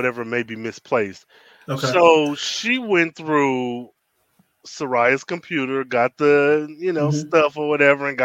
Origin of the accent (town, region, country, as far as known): United States